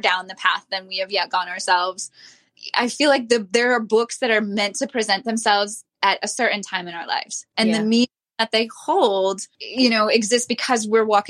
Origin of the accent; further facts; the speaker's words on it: Minnesota, United States; We're both from Minnesota.